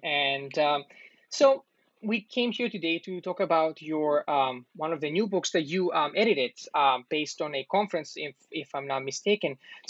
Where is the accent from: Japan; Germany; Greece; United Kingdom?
Greece; because I'm also from Greece.